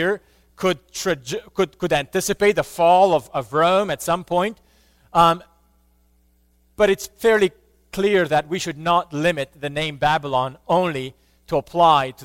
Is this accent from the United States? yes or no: no; Romania; I grew up in Romania, and while I was little, communism was still around